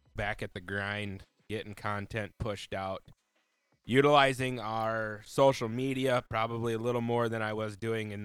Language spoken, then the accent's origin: English; Lake Norden, South Dakota, United States; I'm from South Dakota, a small town of Lake Norden, South Dakota to be exact.